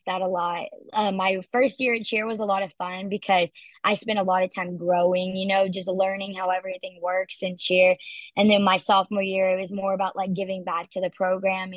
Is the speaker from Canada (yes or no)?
no; Texas, United States; moved away as an adult; now in Utah, United States; drive all the way across Texas to come visit me in my hometown multiple times my senior year of high school